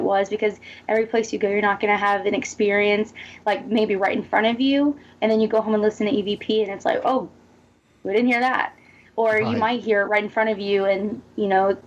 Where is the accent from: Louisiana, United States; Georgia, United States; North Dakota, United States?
Georgia, United States; Hephzibah; I'm originally from Hepzibah